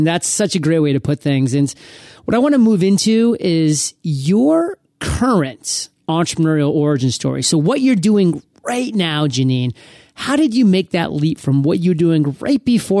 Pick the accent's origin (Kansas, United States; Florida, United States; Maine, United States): Maine, United States; now in San Diego, United States; living in San Diego, like, I miss it. Like, I'm from Maine, so I'm used to, like, really inclement weather.